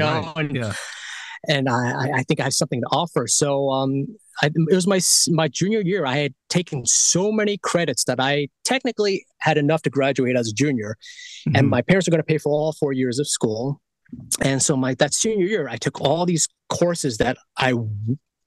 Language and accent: English; New York City, New York, United States; I was born in born and raised in Queens, New York. So I'm from the East Coast